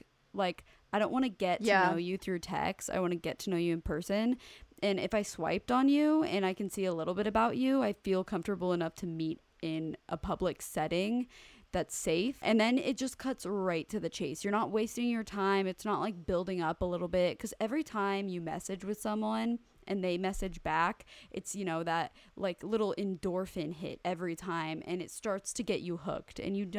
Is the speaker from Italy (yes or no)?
yes; Italy; I'm from Italy, but I consider myself a citizen of the world since I love exploring new countries. I speak 8 languages and I've lived in 7 different countries in the past 16 years.